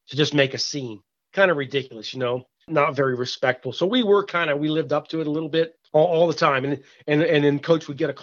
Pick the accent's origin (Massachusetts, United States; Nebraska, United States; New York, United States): Massachusetts, United States; Boston; we're all Northeast guys. I'm from Boston.